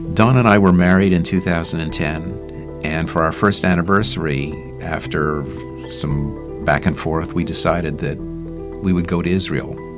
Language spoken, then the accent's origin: English; Montreal, Quebec, Canada; moved away as an adult; I was born in Montreal into a Jewish family.